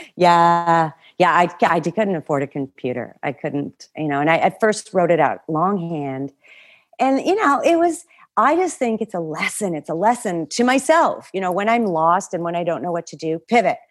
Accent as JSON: {"language": "English", "country": "Canada", "also_born_or_lived": "Toronto", "said": "I worked at a, a, a waitress at a stand-up club in Toronto, and I'm Canadian."}